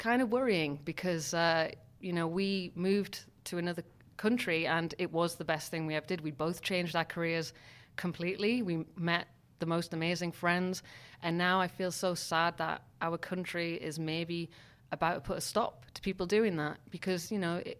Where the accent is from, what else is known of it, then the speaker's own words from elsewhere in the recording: Newcastle-under-Lyme, West Midlands, United Kingdom; now in Berlin, Germany; In a place called Newcastle, which is north of Birmingham.